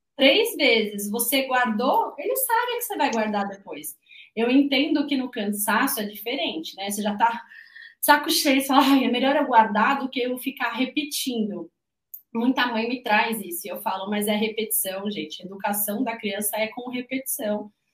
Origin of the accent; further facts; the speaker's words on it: São Paulo, Brazil; eu, que sou de São Paulo